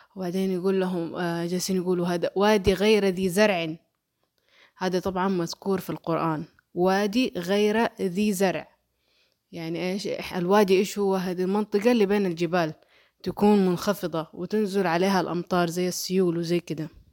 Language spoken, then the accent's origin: Arabic; Mecca, Makkah Province, Saudi Arabia; accent: Hejazi; أنا آه أصلي من مكة ونشأت في مكة ولكني لم أولد في مكة